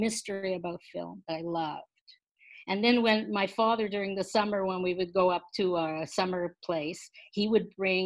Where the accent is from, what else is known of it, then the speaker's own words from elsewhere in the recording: Montreal, Quebec, Canada; when I was a kid growing up in Montreal